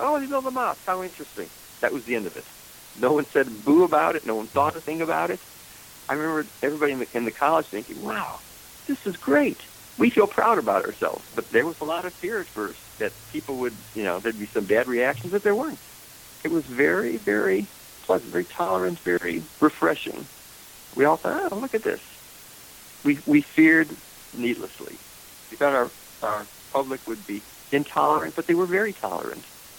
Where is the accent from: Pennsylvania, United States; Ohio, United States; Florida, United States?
Ohio, United States; Cleveland; Cleveland, Ohio.